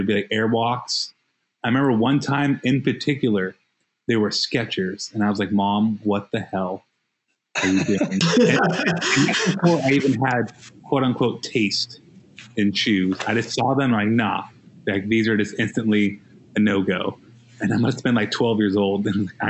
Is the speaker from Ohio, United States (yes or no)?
no; Las Vegas, Nevada, United States; moved away as an adult; also born or lived in Minnesota / Northern California; now in Portland, United States; I'm from Las Vegas, Nevada